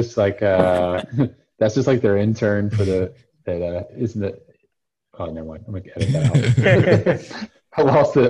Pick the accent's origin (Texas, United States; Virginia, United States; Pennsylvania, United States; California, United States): Texas, United States; moved away; I grew up in Texas. Like, everyone carries knives.